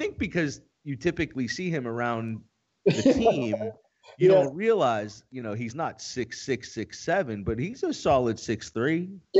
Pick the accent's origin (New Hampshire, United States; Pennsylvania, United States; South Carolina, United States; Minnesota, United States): Pennsylvania, United States; Pittsburgh; I'm from Pittsburgh.